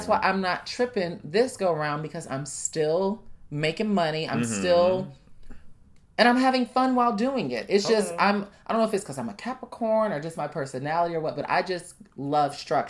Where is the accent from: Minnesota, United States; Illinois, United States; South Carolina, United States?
Illinois, United States; Chicago; I'm from Chicago. I know the lay of the land